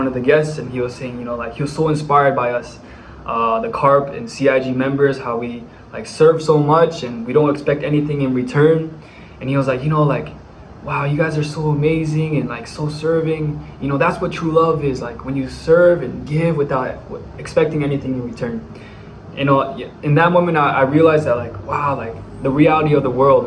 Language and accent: English; Bay Area, California, United States; moved away as an adult; now in Dominican Republic; I'm from the Bay Area, California